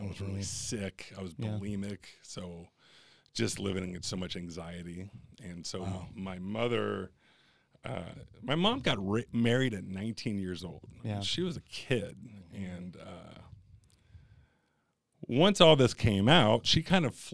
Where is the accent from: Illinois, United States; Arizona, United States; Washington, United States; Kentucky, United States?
Kentucky, United States; also born or lived in Cincinnati, Ohio; So Cincinnati, right across the river is Kentucky. So I actually grew up in Kentucky.